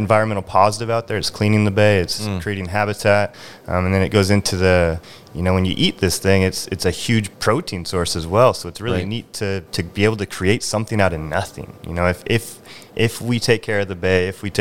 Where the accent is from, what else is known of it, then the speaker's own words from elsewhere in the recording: Drayton Harbor, Washington, United States; moved away as an adult; also born or lived in California; I'm 6 years old walking around eelgrass beds out in Drayton Harbor.